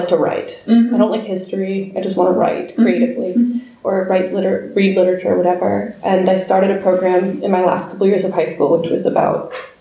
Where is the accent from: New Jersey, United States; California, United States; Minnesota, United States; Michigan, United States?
New Jersey, United States; moved away as an adult; also born or lived in Colorado / New York; now in Vienna, Austria; I'm from New Jersey, so I kind of went back home